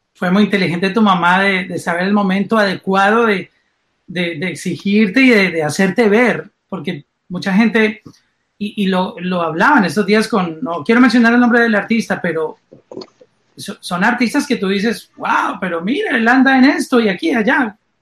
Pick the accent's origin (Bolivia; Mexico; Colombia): Colombia; now in Miami, United States; como soy colombiano